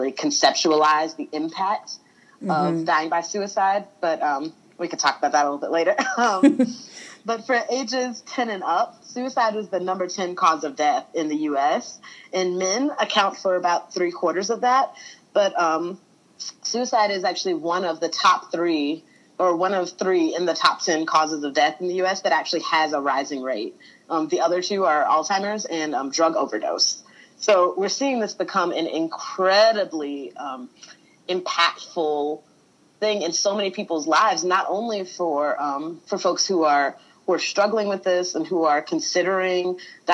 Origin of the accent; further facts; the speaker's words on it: South Carolina, United States; moved away as an adult; also born or lived in Tennessee; now in North Carolina, United States; grown up in the South all of my life. I'm from South Carolina originally